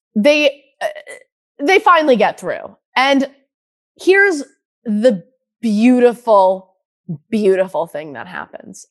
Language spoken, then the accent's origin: English; Michigan, United States; I'm from Michigan.